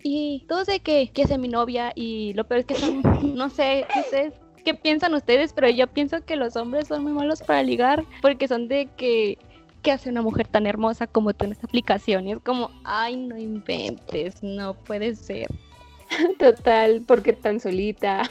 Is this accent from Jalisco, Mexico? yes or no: yes; Guadalajara, Jalisco, Mexico; Yo soy de, de Jalisco y yo soy de Guadalajara